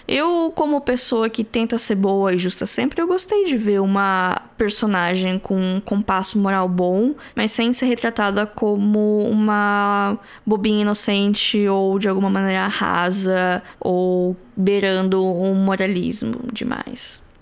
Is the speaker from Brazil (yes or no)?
yes; Brazil; nós brasileiros